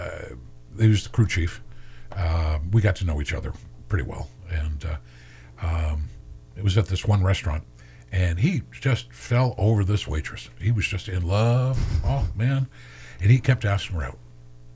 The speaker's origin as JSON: {"language": "English", "region": "Maine", "country": "United States", "tie": "born or raised there", "said": "growing up in Maine, I grew up on Oxford Plains Speedway"}